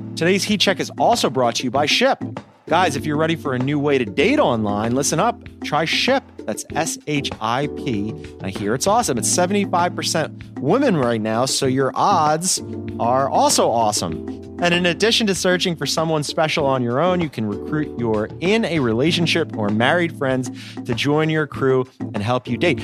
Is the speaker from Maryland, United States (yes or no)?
no; Philadelphia, Pennsylvania, United States; moved away; I'm from Philly